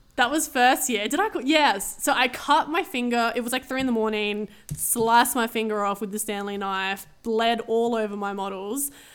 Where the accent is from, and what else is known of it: Adelaide, South Australia, Australia; born or raised there